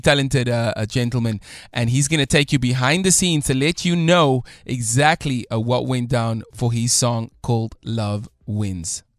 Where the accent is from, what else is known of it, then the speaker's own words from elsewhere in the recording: South Africa; we come from from South Africa, we just we can do things